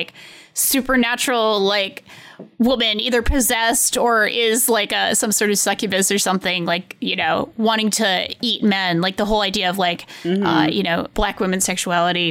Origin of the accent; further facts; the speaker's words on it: Rhode Island, United States; accent: Rhode Island; my Rhode Island accent